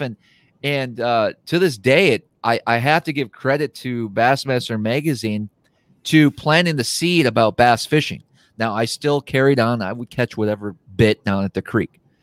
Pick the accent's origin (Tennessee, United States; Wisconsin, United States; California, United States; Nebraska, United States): Wisconsin, United States; I grew up fishing, I grew up in Wisconsin